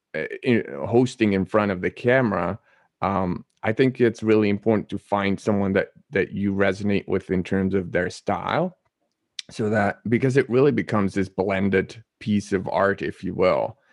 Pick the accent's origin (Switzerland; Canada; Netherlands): Netherlands; I was born and raised in the Netherlands